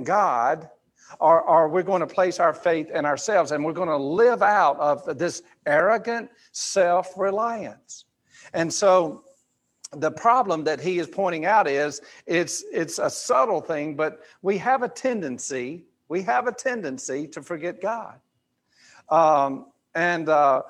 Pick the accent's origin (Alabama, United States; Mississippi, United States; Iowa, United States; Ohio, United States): Alabama, United States; Grady; I'm from Grady, Alabama